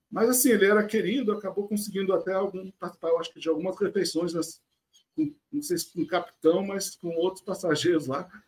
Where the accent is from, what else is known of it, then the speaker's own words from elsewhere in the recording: France; born there; Então, eu sou nascido na França, mas meu pai me registrou como brasileiro desde o início.